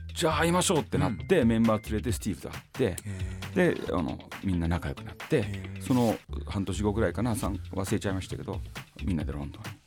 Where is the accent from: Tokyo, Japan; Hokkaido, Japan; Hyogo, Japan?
Tokyo, Japan; moved away; also born or lived in Osaka / Nagoya; 僕もともと東京出身